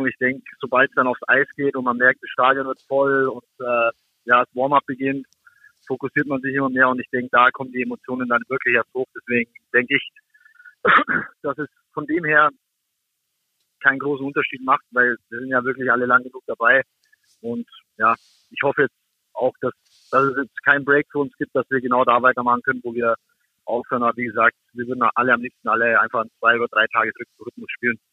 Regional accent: Augsburg, Bavaria, Germany; moved away; das ist meine Heimatstadt bin dort geboren, bin dort aufgewachsen

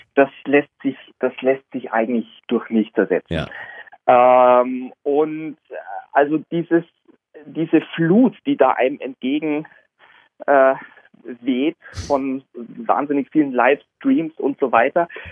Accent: Augsburg, Bavaria, Germany; zu Hause in meiner Heimatstadt Augsburg

